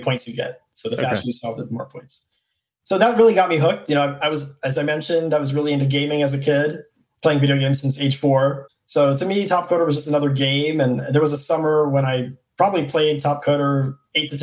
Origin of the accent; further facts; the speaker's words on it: U.S. Virgin Islands; I'm from St. Thomas in the U.S. Virgin Islands